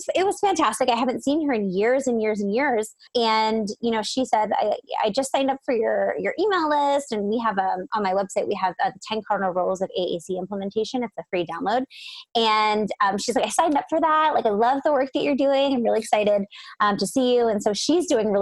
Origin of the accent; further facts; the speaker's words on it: Pennsylvania, United States; moved away; I'm from Pennsylvania.